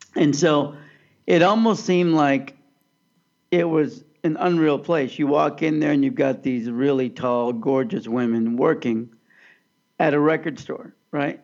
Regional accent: Overland Park, Kansas, United States; I grew up in Overland Park, Kansas

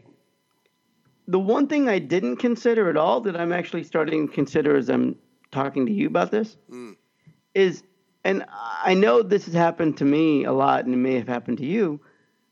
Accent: Kansas, United States; moved away; I'm from the Midwest. In Kansas, you say hi to strangers all the time.

